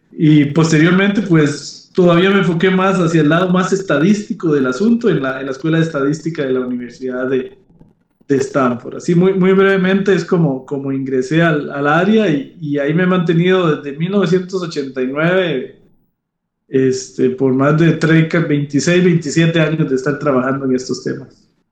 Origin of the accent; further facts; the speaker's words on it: Grecia, Alajuela, Costa Rica; moved away as an adult; also born or lived in San José, Costa Rica / France; yo soy originario de, Grecia, Alajuela, Costa Rica. Este, y pues ahí hice mis estudios de primaria y secundaria